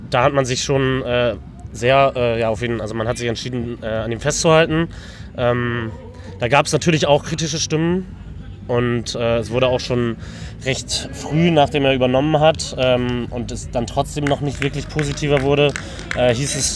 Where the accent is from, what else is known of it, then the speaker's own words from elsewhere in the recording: Oldenburg, Lower Saxony, Germany; born there; now in Osnabrück, Germany; ich äh, studiere in Osnabrück, äh, komme gebürtig aus Oldenburg